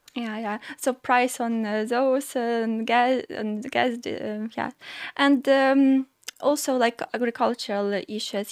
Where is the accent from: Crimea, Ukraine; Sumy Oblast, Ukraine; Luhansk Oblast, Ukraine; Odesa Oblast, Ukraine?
Sumy Oblast, Ukraine; now in Ålesund, Norway; I'm from Sumy region